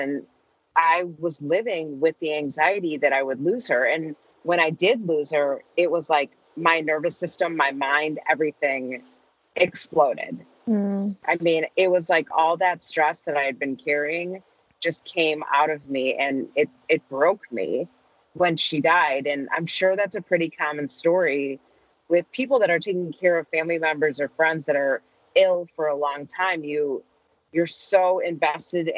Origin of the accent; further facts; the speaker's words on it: Chicago, Illinois, United States; I had a normal childhood growing up outside of Chicago, two parents, older brother, lived in the suburbs